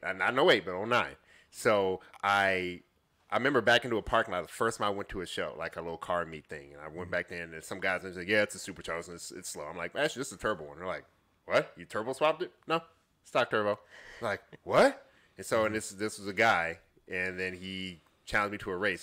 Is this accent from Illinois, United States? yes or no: yes; Chicago, Illinois, United States; moved away; I'm originally from the Chicagoland area.